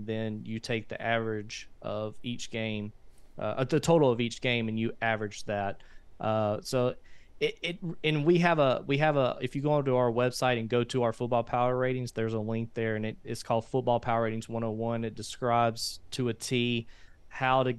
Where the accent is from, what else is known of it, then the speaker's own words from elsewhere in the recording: Haynesville, Louisiana, United States; I was born and raised in Hainesville